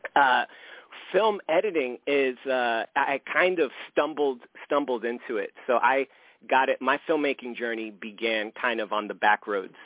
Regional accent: New York City, New York, United States; I grew up in the South Bronx and it's a uniquely Puerto Rican community

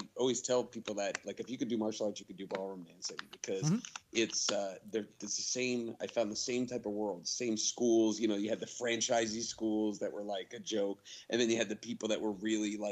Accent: East Coast, United States; now in Los Angeles, United States; I grew up in the East Coast

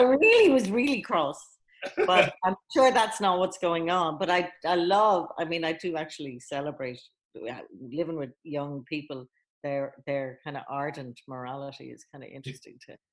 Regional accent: Ireland; I was in Catholic school growing up in Ireland

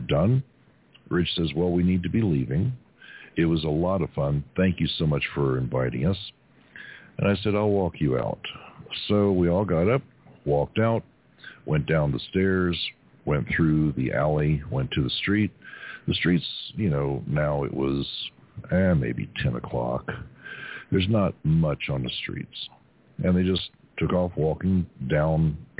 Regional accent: Kentucky, United States; now in Arizona, United States; when I was a kid growing up in Kentucky

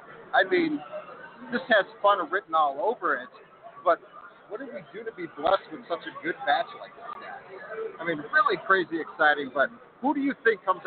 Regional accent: Park Forest, Illinois, United States; now in Minneapolis, United States; We're born actually in Park Forest, but the show's based out of Minneapolis.

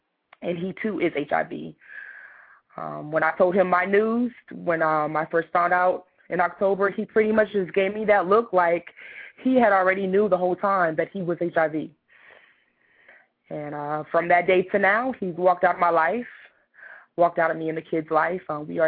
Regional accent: Somerville, South Carolina, United States; I'm from Somerville, South Carolina. I traveled all over the world. My dad was in the military, so I've never been to, like, one place for very long.

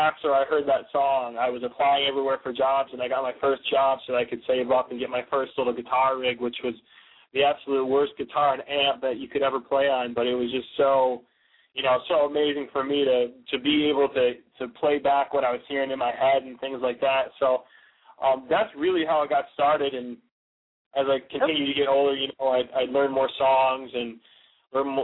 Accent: about half hour north of Detroit, Michigan, United States; I actually grew up, we both grew up about 40 minutes north, about a half hour north of Detroit

